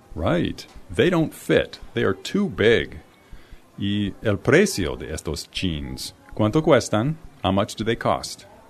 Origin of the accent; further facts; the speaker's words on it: United States; I'm from the United States.